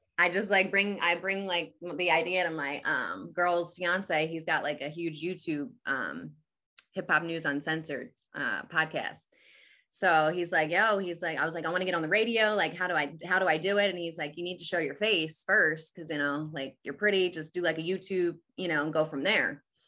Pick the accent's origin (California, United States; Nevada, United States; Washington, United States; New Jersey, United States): New Jersey, United States; Atlantic City; I'm from Jersey, like, Atlantic City area.